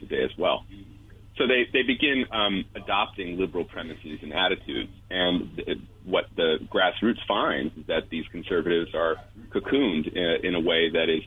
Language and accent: English; Northern Virginia, United States; now in Washington, D.C., United States; I grew up actually right outside the Beltway in Northern Virginia.